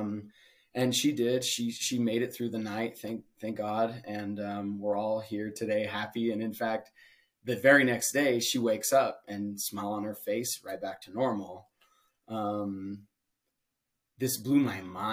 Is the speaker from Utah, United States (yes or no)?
yes; Utah, United States; moved away; growing up in Utah in a religious community